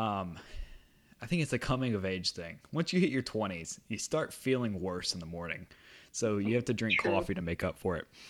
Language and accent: English; United States; I am an American